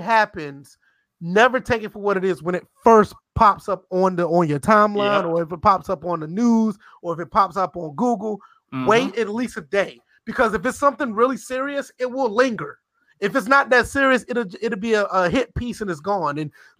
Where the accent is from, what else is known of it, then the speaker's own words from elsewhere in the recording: the South, United States; I'm from the South. I mean, for me from the South, we just like good music.